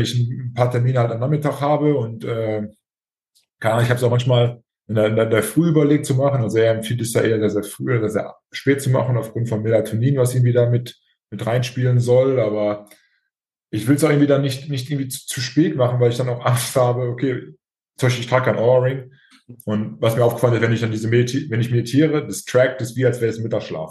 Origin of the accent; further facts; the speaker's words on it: Germany; bei uns in Deutschland